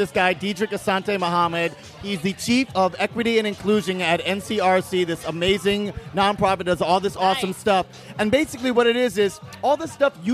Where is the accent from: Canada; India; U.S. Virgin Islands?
U.S. Virgin Islands; St. Croix; moved away as an adult; I grew up in St. Croix in the U.S. Virgin Islands